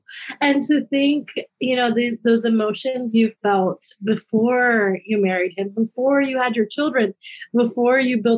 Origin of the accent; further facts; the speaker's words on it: India; being Indian and born into Hinduism